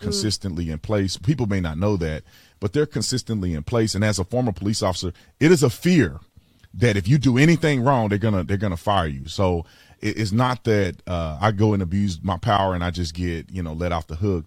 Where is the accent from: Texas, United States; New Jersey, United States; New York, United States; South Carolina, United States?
Texas, United States; Fort Worth; I grew up in Fort Worth, Texas.